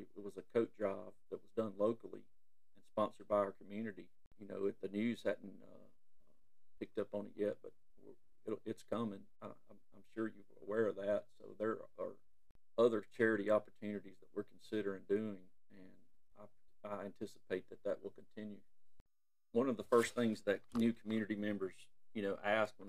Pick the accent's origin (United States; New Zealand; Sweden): United States; Alabama; I'm from Alabama, and, you know, there's no secret. You can hear it in my voice, either Alabama, Mississippi, or Georgia